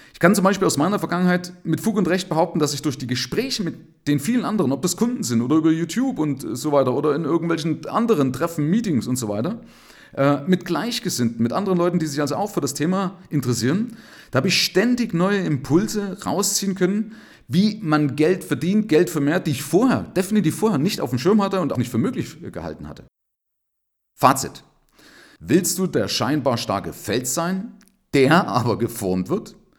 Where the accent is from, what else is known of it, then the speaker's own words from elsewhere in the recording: Germany; bei uns in Deutschland